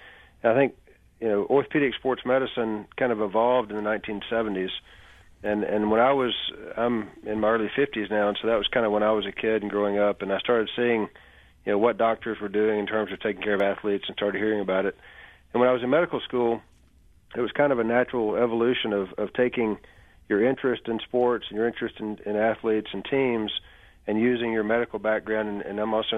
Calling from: Birmingham, Alabama, United States; Birmingham, Alabama.

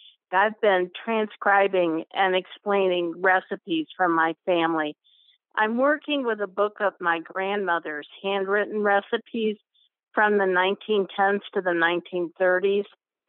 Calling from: Mogadore, Ohio, United States; I'm calling from Mogador, Ohio. It's just outside of Akron.

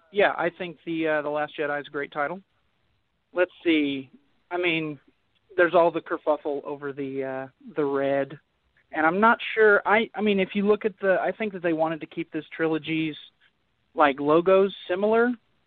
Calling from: Oklahoma City, Oklahoma, United States; from Oklahoma City.

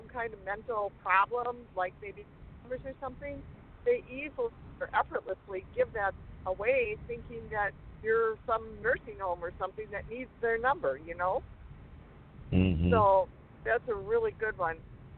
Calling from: Rubicon, Wisconsin, United States; And I'm calling from Rubicon.

